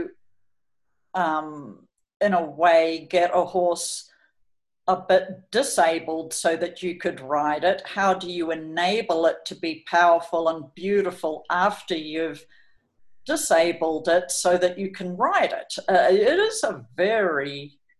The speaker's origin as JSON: {"language": "English", "country": "New Zealand", "also_born_or_lived": "California, United States / Colorado, United States / Auckland, New Zealand", "moved": "as an adult", "said": "I'm from New Zealand."}